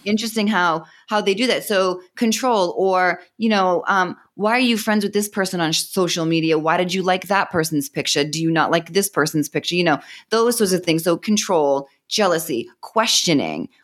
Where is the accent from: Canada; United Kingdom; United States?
United States; Boston, Massachusetts; accent: Boston; moved away as an adult; now in Austin, United States; Originally, I'm from Boston, Massachusetts, but I'm in, uh, Austin right now